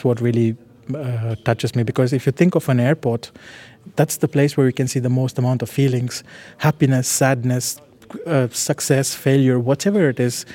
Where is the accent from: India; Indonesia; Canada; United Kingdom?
India; moved away; growing up in India